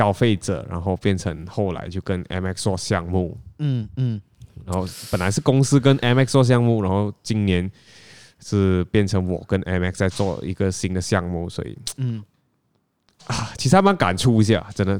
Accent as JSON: {"language": "Chinese", "region": "Penang", "country": "Malaysia", "lives_now": "Kuala Lumpur, Malaysia", "said": "我大老远从槟城来到吉隆坡，其实为了就是要找一份跟球鞋相关的工作。"}